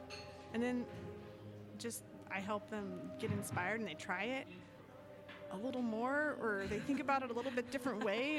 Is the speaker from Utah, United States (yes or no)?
yes; Utah, United States; born and raised in Utah, raised in the predominant religion, which is the Church of Jesus Christ of Latter-day Saints, also known as the Mormons